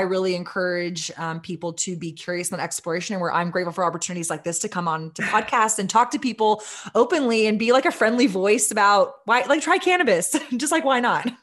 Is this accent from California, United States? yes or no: no; Austin, Texas, United States; my hometown of Austin, Texas